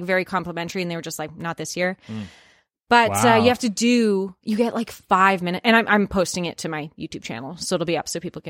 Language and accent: English; Canada; It could be that I'm Canadian. It could be, I mean, it could be that I'm white.